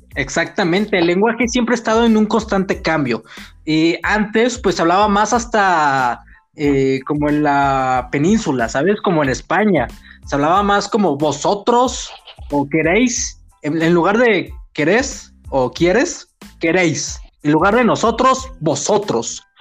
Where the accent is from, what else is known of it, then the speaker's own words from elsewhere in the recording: Mexico City, Mexico; nosotros somos chilangos, ¿no? Somos de la Ciudad de México y tenemos nuestros modismos, nuestra jerga y nuestra argot